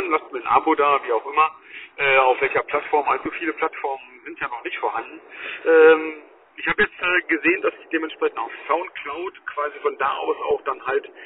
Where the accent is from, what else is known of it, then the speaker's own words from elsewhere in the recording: Germany; wir als Deutsche müssen halt bald offen sein